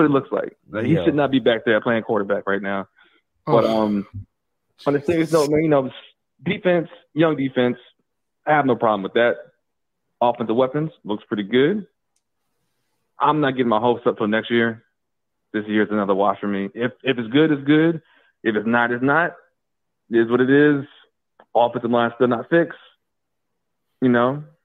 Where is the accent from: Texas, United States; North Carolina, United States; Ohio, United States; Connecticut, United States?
North Carolina, United States; Charlotte; born and raised in Charlotte